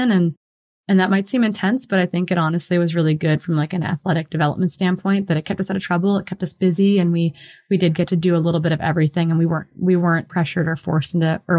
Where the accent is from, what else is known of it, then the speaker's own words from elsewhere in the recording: Midwest, United States; growing up in the Midwest